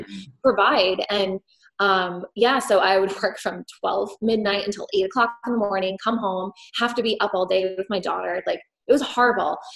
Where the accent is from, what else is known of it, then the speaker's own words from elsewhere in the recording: New York, United States; moved away as an adult; also born or lived in Florida; I grew up in New York